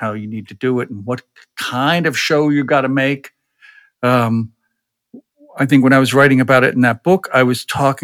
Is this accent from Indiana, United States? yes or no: no; Arbutus, Maryland, United States; the little town in Maryland where I grew up